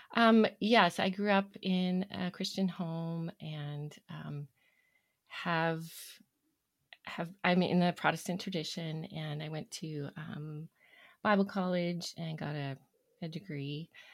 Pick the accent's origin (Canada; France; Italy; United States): Canada; Toronto, Ontario; now in Alberta, Canada; I grew up in Ontario, the Toronto area, and I've been in Alberta now for, hmm, well, the majority of my life